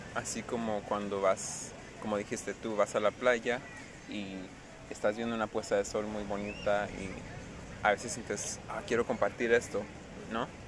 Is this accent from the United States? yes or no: yes; United States; first language English; Spanish is a second language; vengo de Estados Unidos y mi mamá es americana, me crío puro inglés